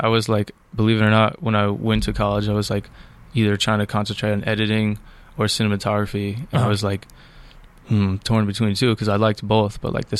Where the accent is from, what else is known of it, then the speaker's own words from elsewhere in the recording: Poughkeepsie, New York, United States; now in Los Angeles, United States; I'm from New York. I'm from upstate New York, technically. Not really. But yeah, it's a town called Poughkeepsie, like an hour and a half out north of Manhattan.